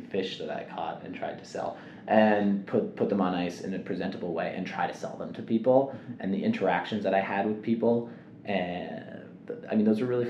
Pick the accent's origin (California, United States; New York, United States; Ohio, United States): New York, United States; New York City; moved away as an adult; now in Evanston, United States; Growing up in New York is, it's just a pressure cooker environment